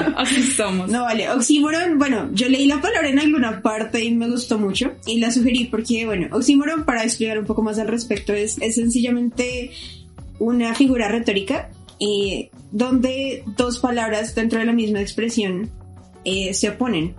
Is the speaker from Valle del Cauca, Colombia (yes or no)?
no; Bogotá, Colombia